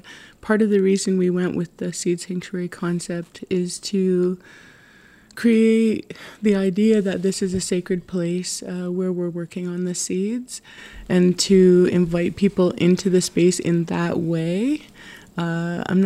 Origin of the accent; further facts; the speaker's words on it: Tyendinaga Mohawk Territory, Ontario, Canada; I was born and raised and live in Tyndanega Mohawk Territory